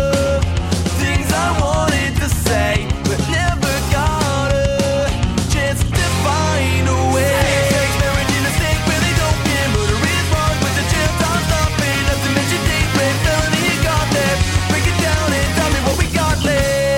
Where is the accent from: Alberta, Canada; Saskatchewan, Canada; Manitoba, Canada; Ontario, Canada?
Ontario, Canada; Millbrook; I'm a millbilly. I come from Millbrook, and that's why we always talk like that down there.